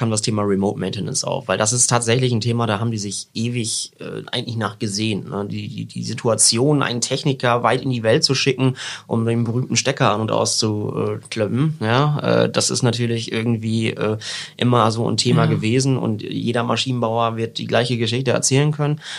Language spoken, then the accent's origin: German; Papenburg, Lower Saxony, Germany; ich bin ja aus Papenburg, da äh, geht's entweder so zwei Richtungen, Münster, Osnabrück oder vielleicht noch eine dritte Oldenburg.